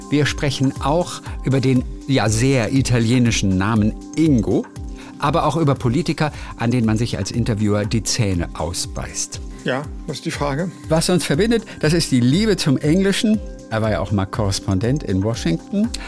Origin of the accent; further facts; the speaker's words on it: Lübeck, Schleswig-Holstein, Germany; Ich bin äh, Norddeutscher, ich komme auch aus der Ecke, so Lübeck